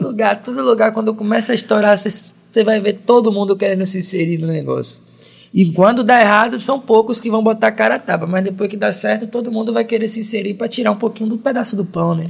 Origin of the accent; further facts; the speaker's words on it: Brazil; eu sou da Estrada Velha